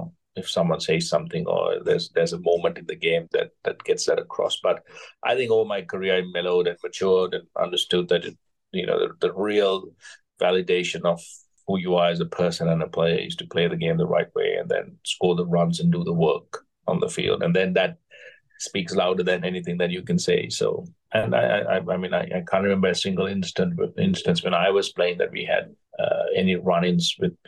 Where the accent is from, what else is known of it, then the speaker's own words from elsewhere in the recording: Kandy, Central Province, Sri Lanka; I was brought up in Kandy, which had green wickets, which was raining all the time